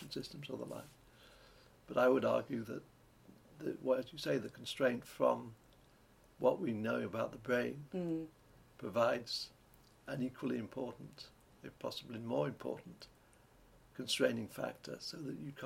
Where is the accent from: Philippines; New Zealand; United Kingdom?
United Kingdom; Lancashire, North West England; I come from Lancashire, a county that you may have heard of. And this is surrounded by little mountains, the Peak District, the Lake District, North Wales